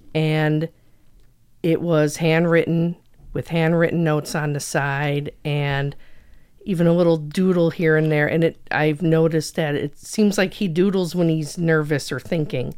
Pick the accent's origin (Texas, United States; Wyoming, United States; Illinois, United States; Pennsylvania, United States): Illinois, United States; Schaumburg; born or raised there; now in Crystal Lake, United States